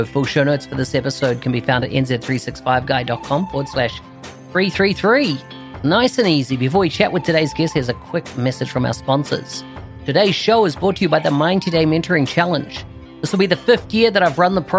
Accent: New Zealand

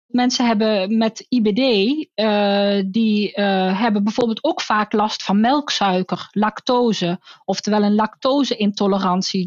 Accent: North Brabant, Netherlands; Want ik kom ook uit Brabant

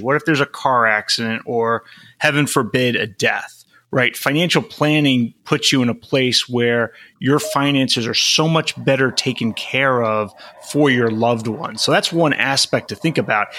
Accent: Long Island, New York, United States; moved away as an adult; also born or lived in Flushing, Queens / Arlington, Virginia; now in California, United States; spent a lot of my childhood on Long Island

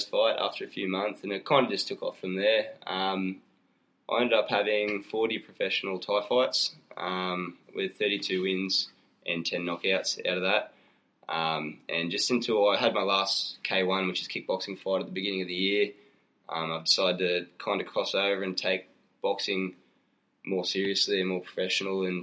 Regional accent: Gold Coast, Queensland, Australia; I hail from the Gold Coast.

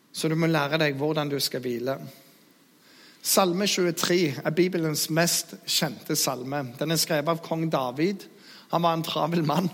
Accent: Jæren, Rogaland, Norway; Jeg er jærbu

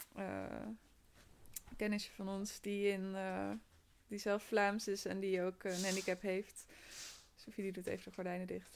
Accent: North Brabant, Netherlands; moved away; omdat ik uit Brabant kom

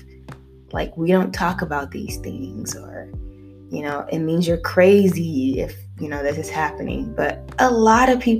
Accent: United States; also born or lived in Nigeria; I was born in Nigeria, mostly raised here in America

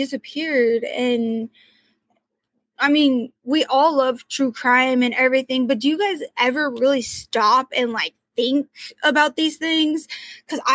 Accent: Portland, Oregon, United States; I'm from Portland, Oregon

